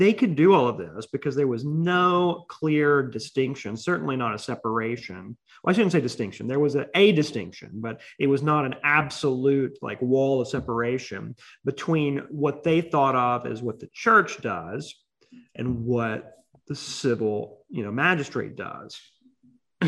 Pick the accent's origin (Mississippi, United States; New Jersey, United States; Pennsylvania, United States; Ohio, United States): Mississippi, United States; I'm from Mississippi